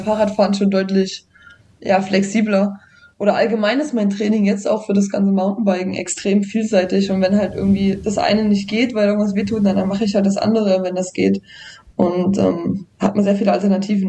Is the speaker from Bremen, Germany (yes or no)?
no; Saalfeld, Thuringia, Germany; now in Jena, Germany; geboren in Saalfeld, jetzt wohnend in Jena